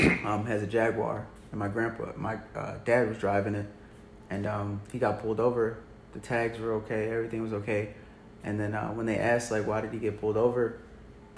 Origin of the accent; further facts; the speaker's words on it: St. Charles, United States; also born or lived in Germany; growing up in St. Charles, predominantly, not predominantly, I would say about 95% white